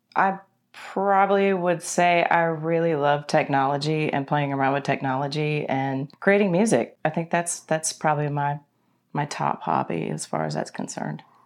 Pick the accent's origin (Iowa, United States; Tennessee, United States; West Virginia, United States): Tennessee, United States; Paris; moved away; also born or lived in Nashville, Tennessee / Alabama / Atlanta, Georgia; I was born in West Tennessee, in Paris, Tennessee, home of the world's largest fish fry